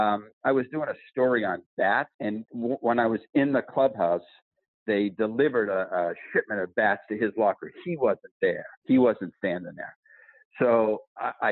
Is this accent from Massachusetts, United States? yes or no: yes; Boston, Massachusetts, United States; now in Miami, United States; I'm from Boston